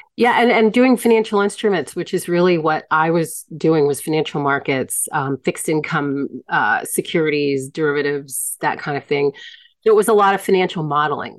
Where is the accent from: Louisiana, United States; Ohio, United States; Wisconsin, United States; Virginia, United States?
Virginia, United States; Hampton; moved away as an adult; now in Mexico; growing up in the Hampton Roads